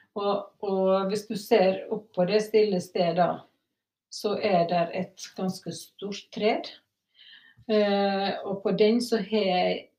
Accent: Sunnmøre, Møre og Romsdal, Norway; moved away; Og så var jeg hjemme på Sunnmøre

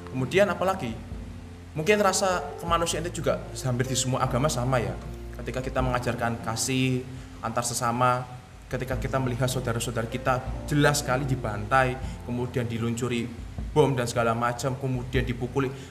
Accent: Indonesia; kita sebagai warga negara Indonesia uh WNI

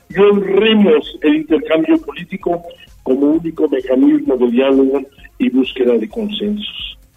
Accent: Puebla, Mexico; estar unidos como pobladas y como poblanos

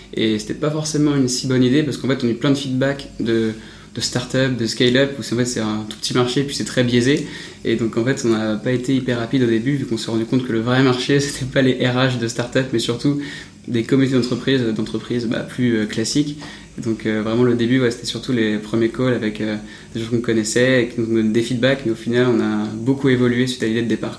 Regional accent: Paris, Île-de-France, France; Je suis né à, Paris

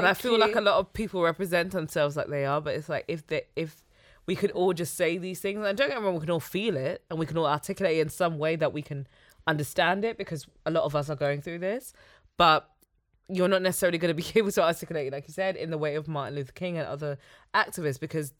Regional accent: Nigeria; I'm from Nigeria.

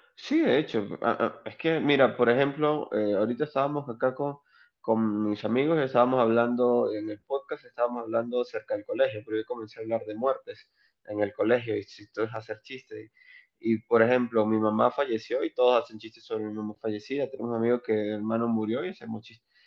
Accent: Onoto, Anzoátegui, Venezuela; moved away as an adult; now in Arequipa, Peru; soy del oriente de un estado o provincia o departamento que se llama Anzuategui. Se llama Anzuategui, soy de un pueblo muy pequeño llamado Onoto

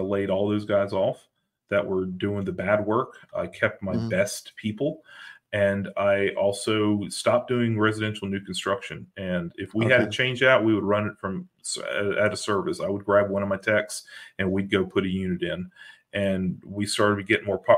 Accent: Greensboro, North Carolina, United States; moved away as an adult; now in North Carolina coast, United States; I moved away from my home of 43 years, born and raised in Greensboro

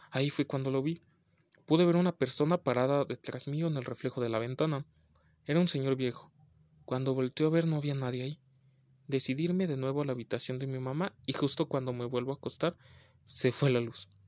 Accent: Venezuela; Yo en ese entonces tenía 14 años de edad. Soy de Venezuela y en esa época teníamos un racionamiento de electricidad.

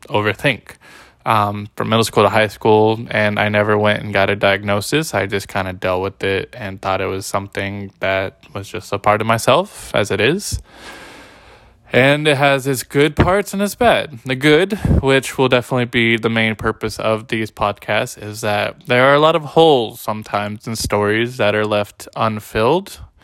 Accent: Bay Area, California, United States; moved away as an adult; also born or lived in Humboldt, California / Riverside, California; now in Salem, United States; I had previously lived from the Bay Area where I was born and raised

